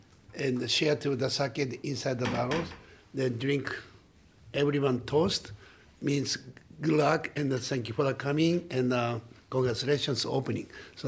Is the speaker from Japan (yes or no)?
yes; Saitama, Japan; English is a second language; in Japan, I was born in Saitama, and a little bit north of the Tokyo.